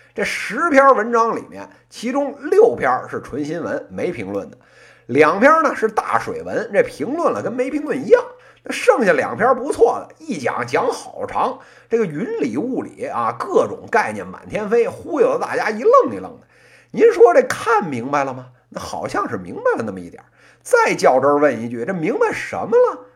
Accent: Beijing, China; accent: Beijing accent (northern city); 咱就正经生在北京，长在北京，到今天呢都快四十年了，您非要说啊，我这北京口音不标准

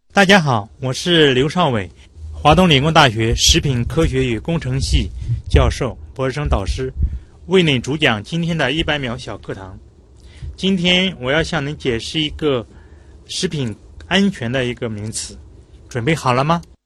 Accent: northern China, China; moved away; 因为我是北方人

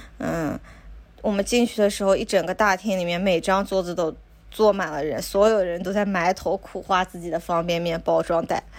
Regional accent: China; now in Japan; 还有很多我们中国人会喜欢的东西，比如辣的油浸笋、四川榨菜，还有一些白木耳、莲子、枸杞这些

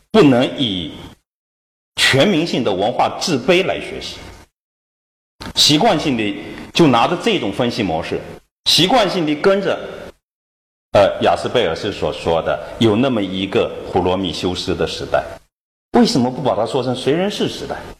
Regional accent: China; 我们我们中国人

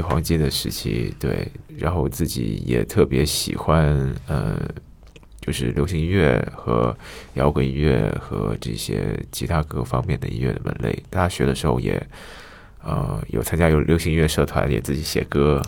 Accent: Xiamen, Fujian, China; 因为我家是厦门人

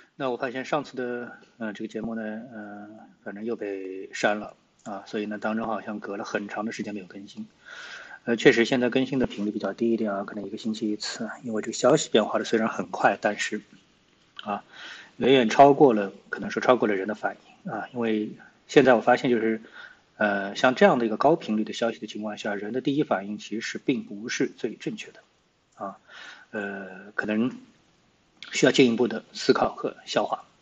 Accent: China; 我们中国人最强大的东西是什么？内需

